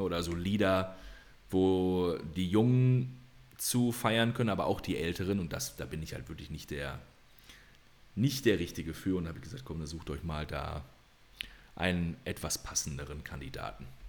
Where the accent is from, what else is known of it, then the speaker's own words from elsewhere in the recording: Detmold, North Rhine-Westphalia, Germany; moved away; in meiner Heimat, in Detmold und Umgebung.